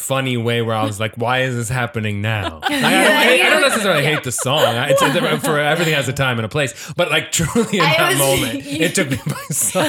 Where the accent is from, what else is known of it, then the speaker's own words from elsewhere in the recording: Connecticut, United States; I grew up in Connecticut.